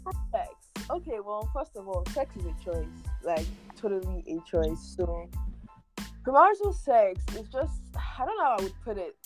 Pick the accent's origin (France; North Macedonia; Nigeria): Nigeria; I'm a Niger babe. I always want to make sure everybody knows that I'm from Nigeria. I'm a Niger babe.